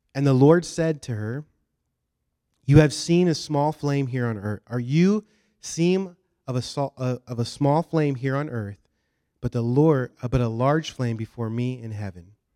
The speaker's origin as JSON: {"language": "English", "region": "Washington", "country": "United States", "moved": "as an adult", "lives_now": "Southeast Florida, United States", "said": "And we're from Washington State."}